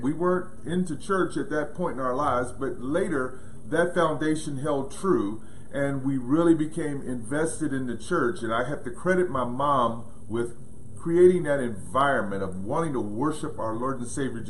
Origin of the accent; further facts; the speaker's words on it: Pittsburgh, Pennsylvania, United States; we grew up in Pittsburgh, Pennsylvania